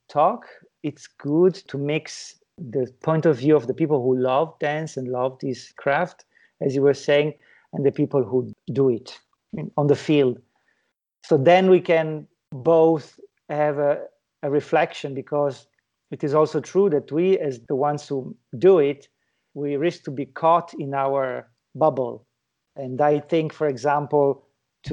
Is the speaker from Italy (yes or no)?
yes; Italy; moved away; my home country, which is Italy.